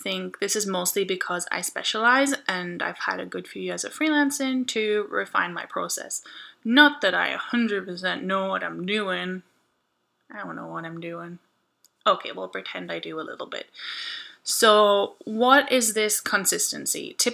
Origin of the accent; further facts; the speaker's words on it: United Kingdom; I'm British, and I say maths, not math.